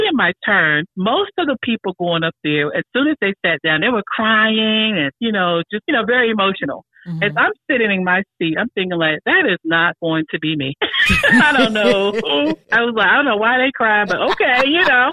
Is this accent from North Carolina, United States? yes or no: yes; North Carolina, United States; also born or lived in Washington, D.C.; I was born in Washington, D.C., but I was raised in the South, in North Carolina, a small town